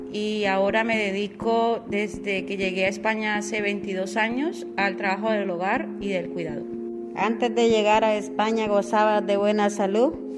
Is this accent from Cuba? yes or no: no; Colombia; moved away as an adult; now in Spain; soy de Colombia